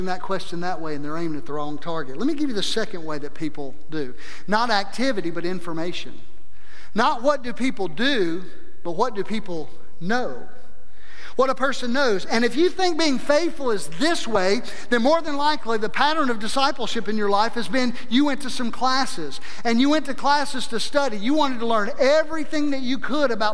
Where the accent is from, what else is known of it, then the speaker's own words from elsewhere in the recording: South Mississippi, United States; moved away as an adult; also born or lived in North Idaho; growing up in South Mississippi